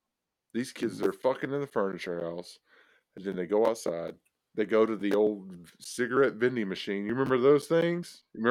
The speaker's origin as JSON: {"language": "English", "region": "the South", "country": "United States", "tie": "born or raised there", "said": "We grew up in the South."}